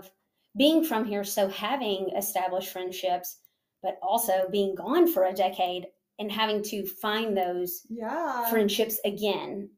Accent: Ardmore, Alabama, United States; now in Athens, United States; I'm from Ardmore and Ardmore is like a cute little town that is growing also

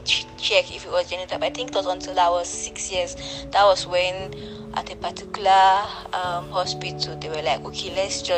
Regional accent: Nigeria; I'm a Nigerian. I reside in Abuja.

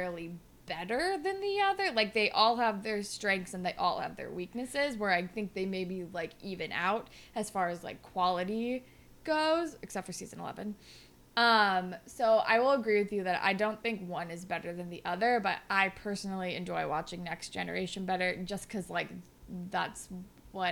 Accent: California, United States; I'm from California. We didn't have hockey. Like, no, I don't think we had any like hockey leagues for children

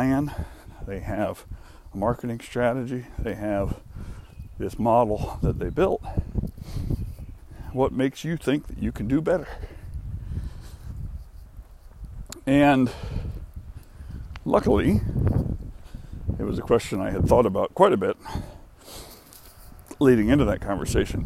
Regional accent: the South, United States; also born or lived in Atlanta; as someone who spent most of his life in the South

